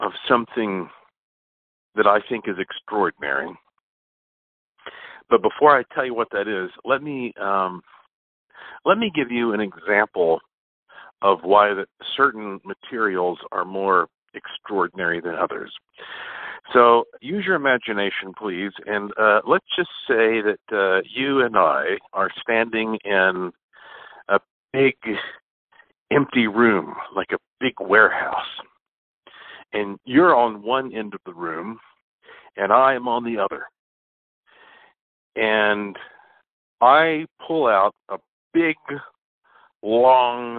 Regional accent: Asheville, North Carolina, United States; Right now, I am in my hometown, Asheville, North Carolina, heart of the Blue Ridge Mountains, which are the oldest mountains in North America. And, you know, it's kind of funny because growing up here

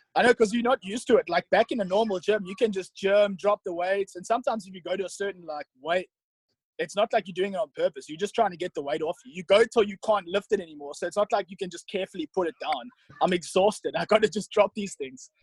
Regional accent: South Africa; moved away as an adult; also born or lived in St. Charles, Missouri; now in United States; I loved growing up in South Africa

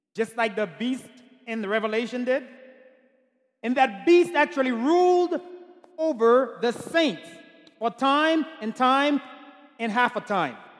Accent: Haiti; I'm from Haiti

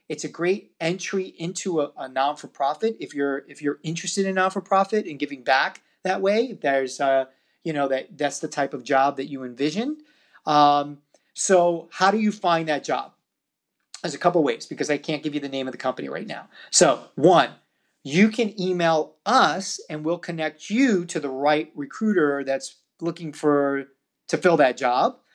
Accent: New York, United States; my hometown of New York.

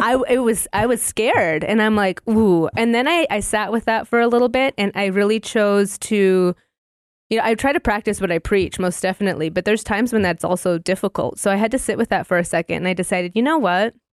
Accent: northern Minnesota, United States; also born or lived in Alaska; I was raised on a bison ranch in northern Minnesota

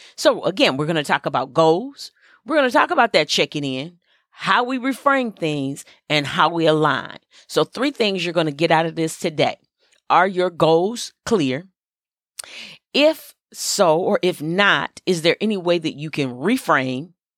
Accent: Flint, Michigan, United States; I grew up in Flint, Michigan

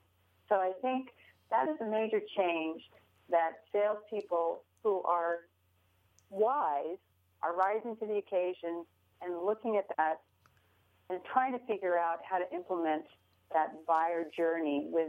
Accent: San Francisco, California, United States; now in Des Moines, United States; even though I'm a transplant from San Francisco, it's just wonderful to be in Des Moines, Iowa.

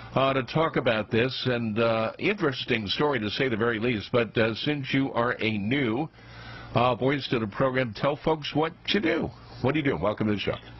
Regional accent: New York City, New York, United States; New York's Staten Island, my hometown

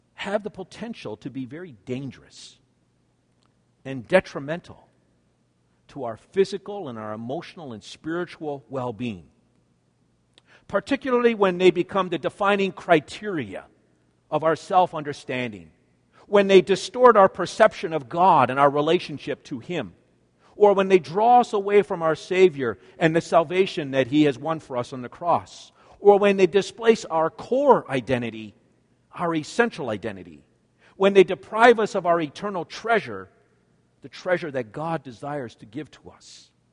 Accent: Canada; I'm a Canadian. for I was born in Canada

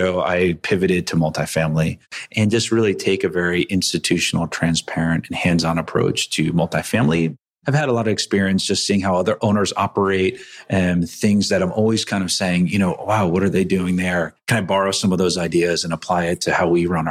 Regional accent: East Coast, United States; I grew up in the East Coast

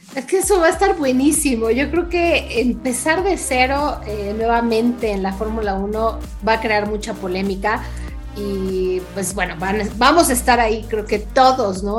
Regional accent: Mexico

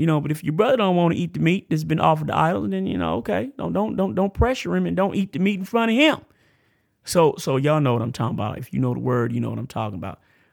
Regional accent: United States; also born or lived in Tampa, Florida / Amarillo, Texas; I grew up in Florida, in Cephna, and it's hood, man. Tampa's hood

